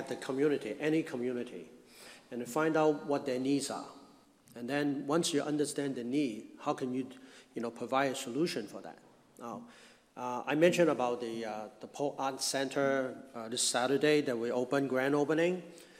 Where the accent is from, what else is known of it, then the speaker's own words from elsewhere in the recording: Hong Kong; now in United States; I came from Hong Kong, I mentioned that, in 1963. I came to this country with my family. We were very poor in Hong Kong.